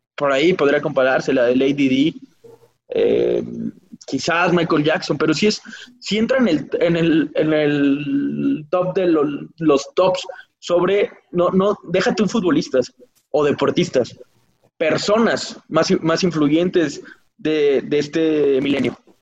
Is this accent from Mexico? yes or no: yes; Mexico; nací en el 92 en México